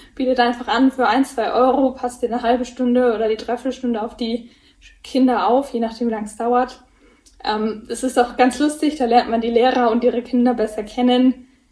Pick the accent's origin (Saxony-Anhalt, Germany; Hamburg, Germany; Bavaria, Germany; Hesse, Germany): Bavaria, Germany; Erlangen; Bei uns in Erlangen